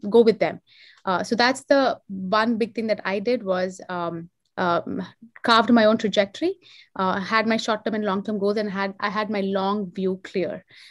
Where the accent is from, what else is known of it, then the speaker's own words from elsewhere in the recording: Hyderabad, Telangana, India; moved away as an adult; now in United States; I am from Hyderabad. I've done all of my education there. I moved to the US in 2005.